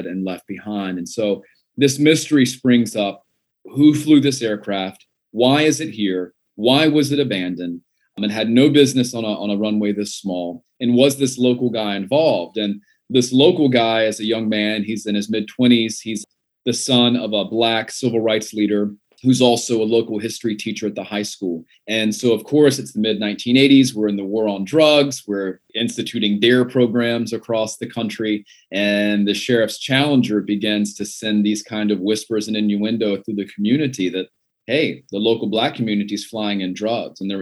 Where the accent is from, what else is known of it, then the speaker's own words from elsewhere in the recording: Gastonia, North Carolina, United States; also born or lived in Fayetteville, North Carolina; I was raised really from infancy to young adulthood in Gastonia